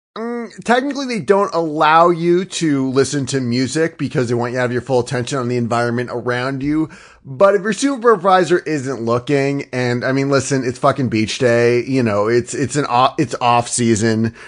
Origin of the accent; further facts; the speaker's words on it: Northeastern United States, United States; I'm from the Northwestern United, I'm sorry, the Northeastern United States.